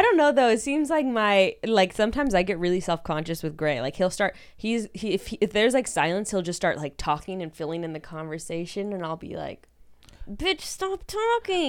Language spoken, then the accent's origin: English; Fresno, California, United States; I also grew up in, like, a really white, like, fairly affluent community in Fresno